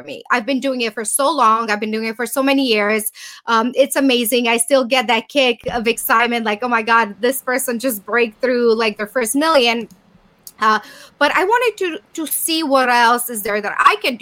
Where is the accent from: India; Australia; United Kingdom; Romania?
Romania; moved away as an adult; now in United States; my home country in Bucharest, in Romania.